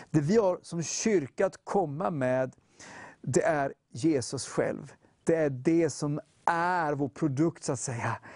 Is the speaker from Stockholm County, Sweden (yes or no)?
yes; Gustavsberg, Stockholm County, Sweden; also born or lived in Södermalm, Stockholm; Och född och uppvuxen i Gustavsberg.